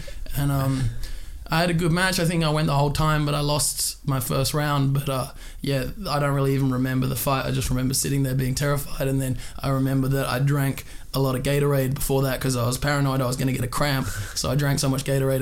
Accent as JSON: {"language": "English", "town": "Perth", "region": "Western Australia", "country": "Australia", "moved": "yes", "said": "I'm from Perth, Western Australia"}